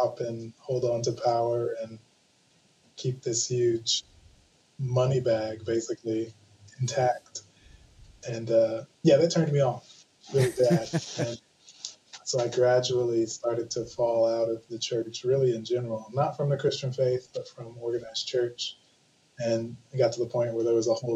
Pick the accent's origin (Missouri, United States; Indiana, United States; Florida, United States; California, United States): Indiana, United States; moved away as an adult; also born or lived in Los Angeles / New Orleans / San Francisco; I'm actually from Indiana